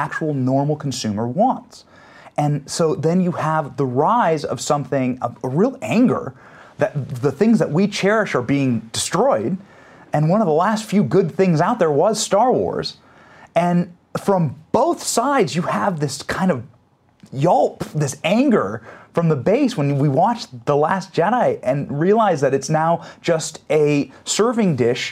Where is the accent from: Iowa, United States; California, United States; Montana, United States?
Iowa, United States; I was raised in Iowa